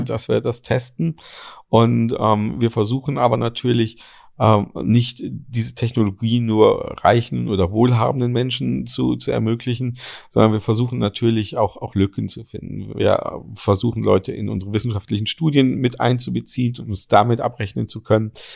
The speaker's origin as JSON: {"language": "German", "region": "Berlin", "country": "Germany", "said": "als Berliner"}